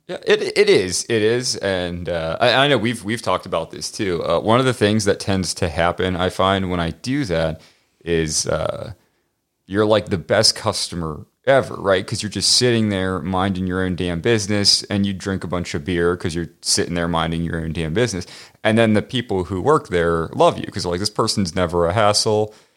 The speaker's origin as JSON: {"language": "English", "town": "Pittsburgh", "region": "Pennsylvania", "country": "United States", "moved": "yes", "said": "I'm from Pittsburgh originally"}